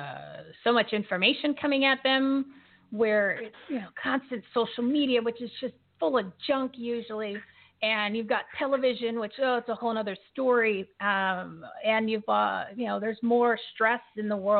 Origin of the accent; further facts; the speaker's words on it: Bridgewater, New Jersey, United States; I grew up in Bridgewater.